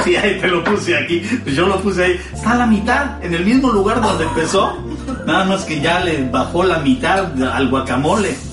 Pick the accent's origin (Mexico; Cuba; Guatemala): Mexico; now in United States; nosotros que somos mexicanos